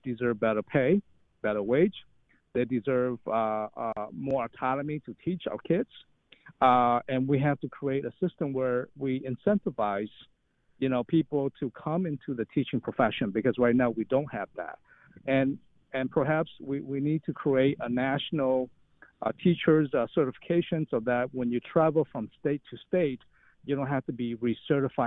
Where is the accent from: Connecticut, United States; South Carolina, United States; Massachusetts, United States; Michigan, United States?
Michigan, United States; Detroit; moved away; I grew up in Detroit